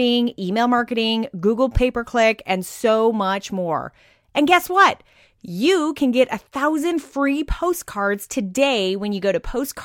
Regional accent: Arizona, United States; moved away; I grew up in Arizona in like the Southwest, so I'm like a desert baby who now lives like in the beaches

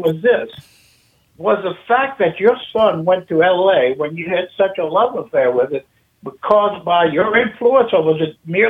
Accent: Baton Rouge, Louisiana, United States; moved away as an adult; now in Kenner, United States; Oh, I've been in Kenna since 1975. So that's 46 years. I was in Baton Rouge for 21.

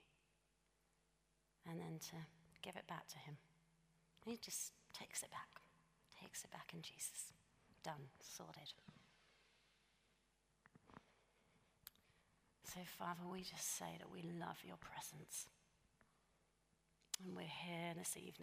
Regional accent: United Kingdom; we're British

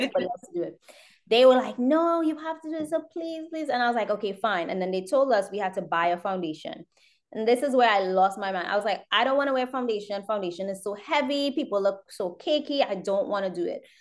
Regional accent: Trinidad & Tobago; now in United States; I grew up in Trinidad. I was born here. I grew up in Trinidad.

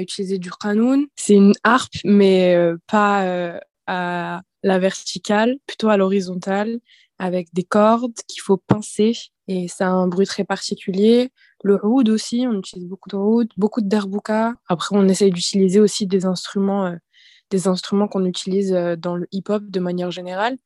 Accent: Saint-Denis, Île-de-France, France; Je suis dionysienne, donc je viens de Saint-Denis

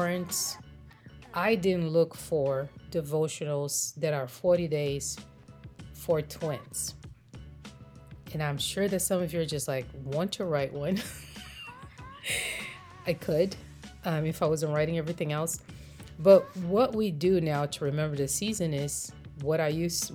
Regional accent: Brazil; moved away as an adult; now in United States; I grew up in Brazil, and our Easter traditions are very different than the way I've seen it observed in America.

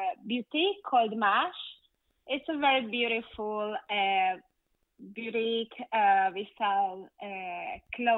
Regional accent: Hungary; moved away as an adult; now in Miami, United States; I'm from Hungary. I moved here to US 4 or 5 years ago. I live in Miami.

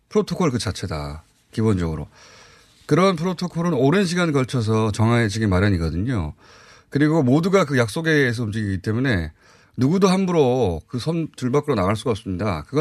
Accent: Gyeongsang, South Korea; accent: Gyeongsang dialect; 예 경상도 사투리거든요.

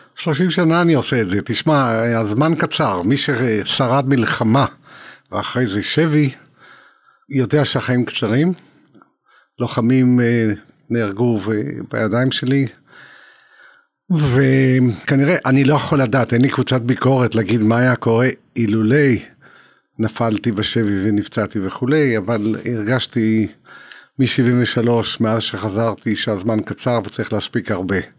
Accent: Israel; אני יליד תש"ח, יליד 48

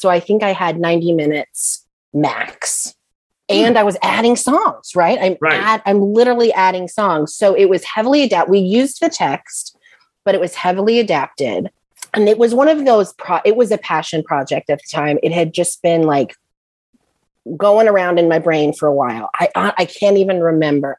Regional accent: Mississippi, United States; I'm from Mississippi. So there were lots of churches and youth groups and youth pastors in my upbringing

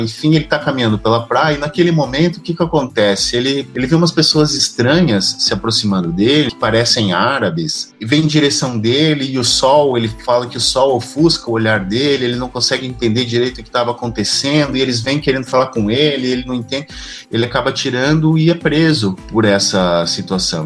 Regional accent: Joaçaba, Santa Catarina, Brazil; moved away as an adult; also born or lived in Florianópolis; Eu sou do interior do estado, eu sou de Joaçaba, em 1996 eu me mudei para Florianópolis para começar o curso de letras

